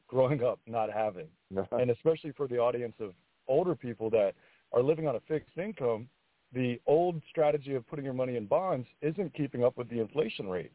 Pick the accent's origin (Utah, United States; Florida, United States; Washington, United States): Florida, United States; Fort Pierce; I grew up in Fort Pierce as well. I grew up poor